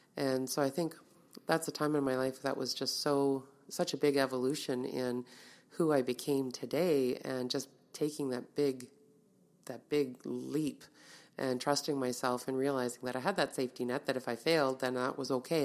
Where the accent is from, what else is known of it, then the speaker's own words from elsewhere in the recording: Winnipeg, Manitoba, Canada; I grew up in Winnipeg, born and raised in Winnipeg